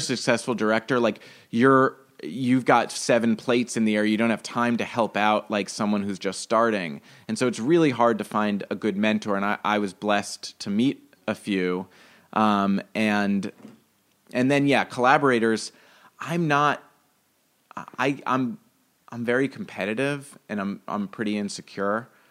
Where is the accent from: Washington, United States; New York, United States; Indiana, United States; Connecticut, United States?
New York, United States; New York City; I grew up in Greenwich Village for a little bit, and then in Brooklyn for ten years, and then in Manhattan for two